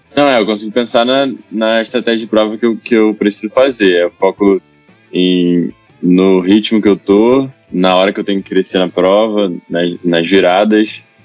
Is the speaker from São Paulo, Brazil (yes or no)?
no; Itaguaí, Rio de Janeiro, Brazil; eu sou de Itaguaí, aqui do Rio, né? Eu comecei a nadar lá.